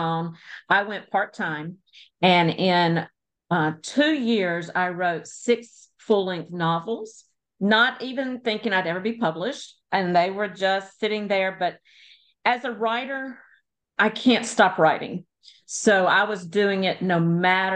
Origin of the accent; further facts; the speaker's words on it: Louisiana, United States; moved away; also born or lived in England / Texas / Mississippi; I live in North Louisiana, and I was born in Louisiana, but I have lived in England, Texas, Mississippi, and we've circled back home